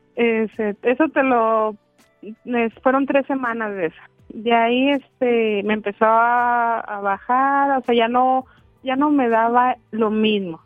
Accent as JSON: {"language": "Spanish", "region": "Durango", "country": "Mexico", "moved": "yes", "lives_now": "Chihuahua, Mexico", "said": "yo no soy de Chihuahua. Yo vivo en Chihuahua, yo soy de Durango."}